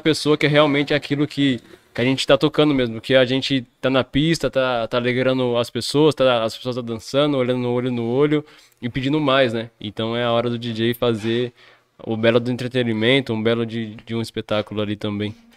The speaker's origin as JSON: {"language": "Portuguese", "town": "Jundiaí", "region": "São Paulo", "country": "Brazil", "tie": "born or raised there", "said": "sou nascido aqui em Jundiaí"}